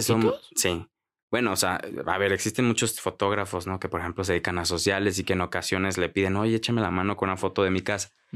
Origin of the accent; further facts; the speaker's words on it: Mexico; soy de México